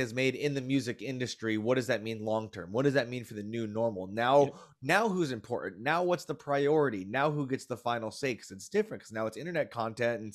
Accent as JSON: {"language": "English", "town": "Orlando", "region": "Florida", "country": "United States", "said": "I'm from Orlando"}